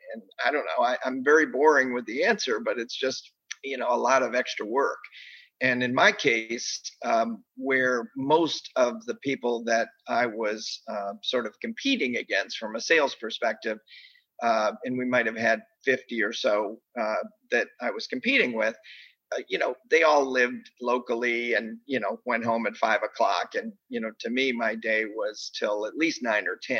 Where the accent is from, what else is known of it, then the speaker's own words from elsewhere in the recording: Bennington, Vermont, United States; moved away as an adult; also born or lived in Springfield, Massachusetts / Detroit area, Michigan; I grew up in Bennington, Vermont, of all places